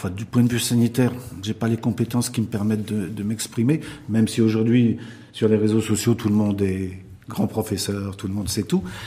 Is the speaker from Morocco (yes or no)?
yes; Morocco